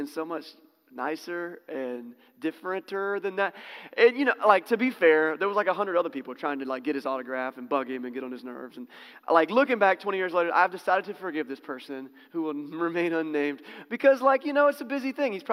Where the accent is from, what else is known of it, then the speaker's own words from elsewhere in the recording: the South, United States; also born or lived in Norfolk, Virginia; I grew up in the South.